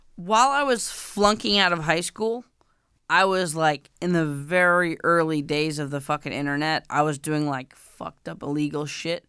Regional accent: New York, United States; I'm from New York

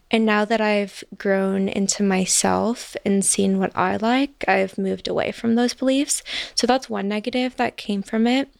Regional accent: Chicago, Illinois, United States; moved away; I'm from Chicago originally

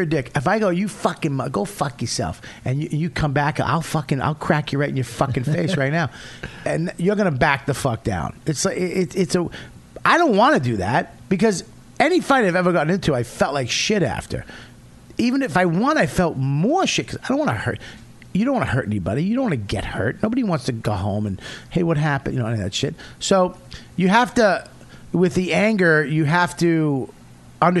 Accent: Boston, Massachusetts, United States; I'm from Boston

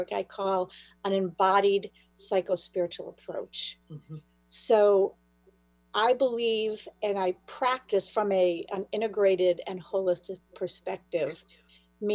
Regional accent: Buffalo, New York, United States; moved away as an adult; also born or lived in Israel; now in Boston area, United States; I'm from Buffalo, New York originally, and then I lived in Israel for 5 years. And when I came back, I moved to the Boston area

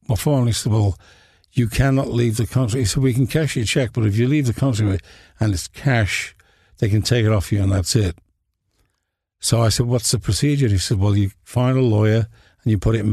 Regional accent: Liverpool, North West England, United Kingdom

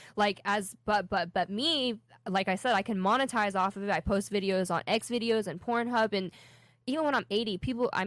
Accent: Tampa, Florida, United States; also born or lived in Philadelphia; I'm from Tampa

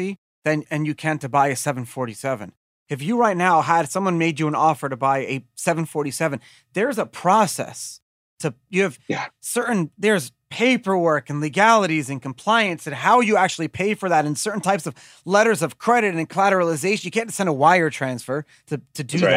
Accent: United States; I'm an American.

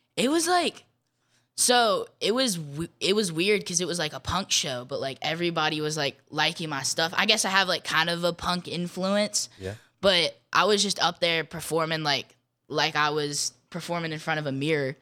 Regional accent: Jackson, Mississippi, United States; my hometown

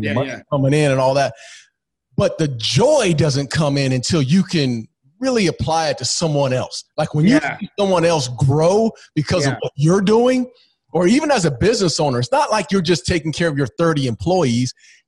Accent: Phoenix, Arizona, United States; we're in Phoenix and that's my hometown

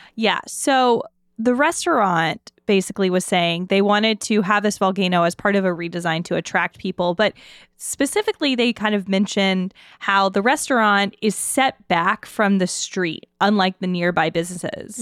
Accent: New Orleans, Louisiana, United States; also born or lived in Mississippi; now in Pittsburgh, United States; I'm from the Deep South, uh, New Orleans, some parts of Mississippi

